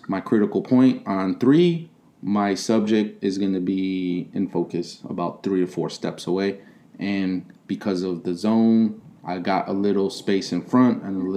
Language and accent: English; Chicago, Illinois, United States; moved away; also born or lived in Okinawa; I was born and raised in Chicago, in the city, not in the suburbs